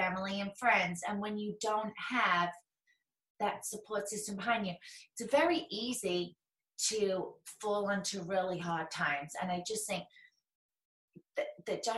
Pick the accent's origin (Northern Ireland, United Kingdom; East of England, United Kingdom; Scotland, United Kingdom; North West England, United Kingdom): North West England, United Kingdom; close to Manchester; now in New Jersey, United States; I grew up close to Manchester